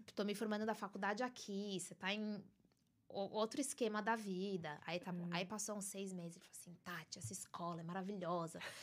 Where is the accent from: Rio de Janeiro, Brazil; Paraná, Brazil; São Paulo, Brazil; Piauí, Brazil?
São Paulo, Brazil; moved away as an adult; now in New York, United States; Eu venho de São Paulo, São Paulo capital. Nasci, cresci, fiquei lá